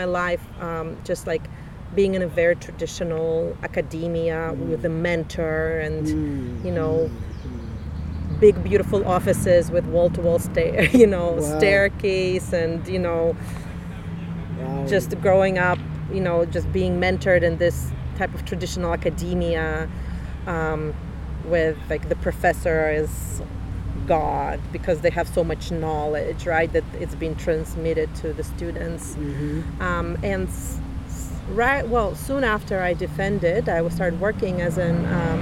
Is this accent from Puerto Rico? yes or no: no; Saint Petersburg, Russia; English is a second language; moved away as an adult; now in Canada; I was born in the Russia, then Soviet Union, in a city called Leningrad.